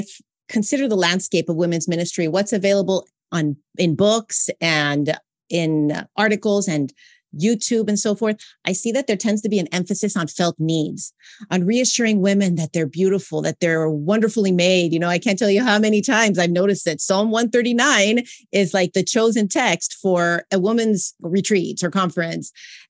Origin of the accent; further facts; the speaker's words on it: California, United States; now in Montreal, Canada; So I'm originally from Southern California, but I'm currently residing in Montreal, Quebec, Canada.